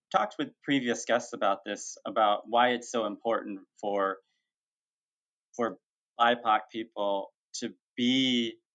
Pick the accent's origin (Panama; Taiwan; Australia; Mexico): Mexico; now in United States; I came here from Mexico and I grew up um, with my adoptive family